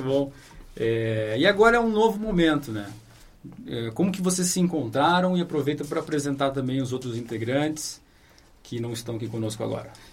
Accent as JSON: {"language": "Portuguese", "town": "Santa Maria", "region": "Rio Grande do Sul", "country": "Brazil", "moved": "yes", "lives_now": "Londrina, Brazil", "said": "eu sou de Santa Maria"}